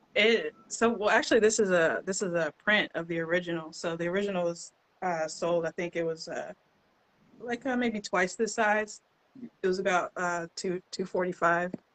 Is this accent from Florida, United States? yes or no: no; Shreveport, Louisiana, United States; I was born and raised in Shreveport. Been here all my life.